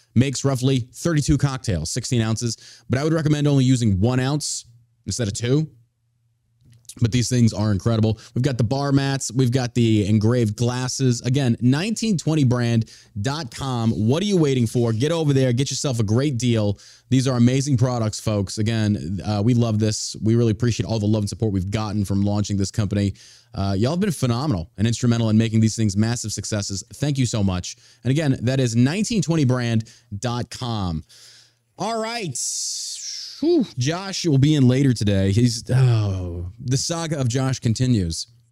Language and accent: English; Beaumont, Texas, United States; also born or lived in Dallas, Texas; now in Richardson, United States; I grew up in the Gulf of Mexico, down by, uh, Beaumont, Texas